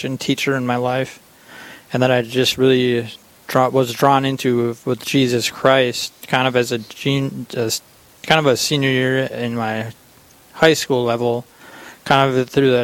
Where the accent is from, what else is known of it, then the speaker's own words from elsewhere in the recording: McGregor, Minnesota, United States; I grew up in McGregor, Minnesota